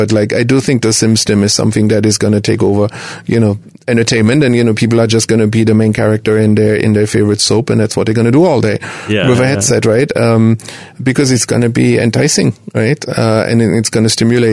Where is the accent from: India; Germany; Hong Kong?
Germany; now in United States; I'm originally from Germany